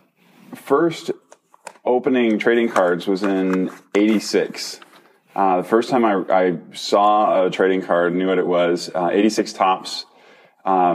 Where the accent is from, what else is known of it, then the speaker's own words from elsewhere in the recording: Minnesota, United States; I grew up in Minnesota